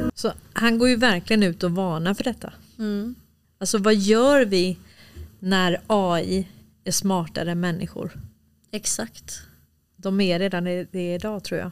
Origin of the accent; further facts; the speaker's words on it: Stockholm, Stockholm County, Sweden; moved away; also born or lived in Småland; jag är uppväxt i Hässelby villastad